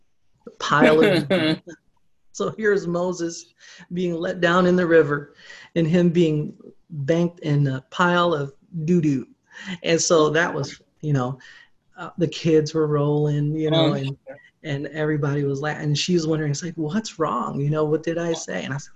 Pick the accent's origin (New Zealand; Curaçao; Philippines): Philippines; Well, you know, being I grew up in the Philippines, I do speak Tagalog.